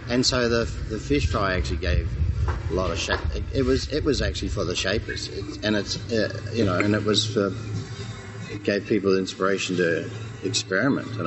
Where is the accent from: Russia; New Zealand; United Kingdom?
New Zealand; now in Australia; I came from New Zealand, but New Zealand New Zealanders really are as well.